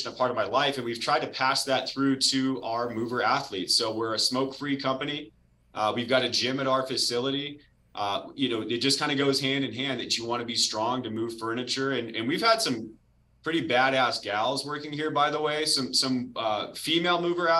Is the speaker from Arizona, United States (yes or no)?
yes; Arizona, United States; I'm born and raised in Arizona